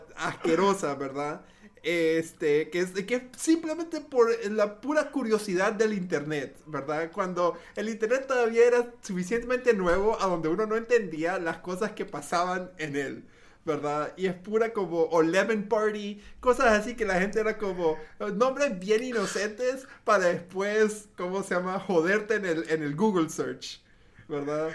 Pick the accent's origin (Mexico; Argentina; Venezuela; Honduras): Honduras; also born or lived in United States; originalmente soy de Honduras